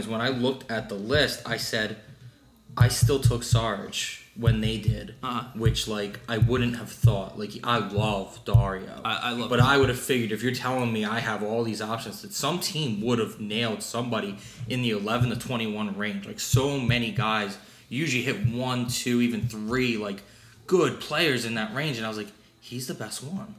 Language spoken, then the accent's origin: English; Philadelphia, Pennsylvania, United States; I'm from Philly